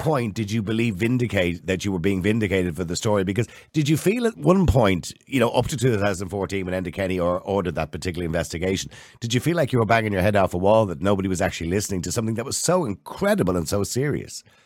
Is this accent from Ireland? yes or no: yes; Dublin, Leinster, Ireland; I was born in St. Patrick's Home on the Navan Road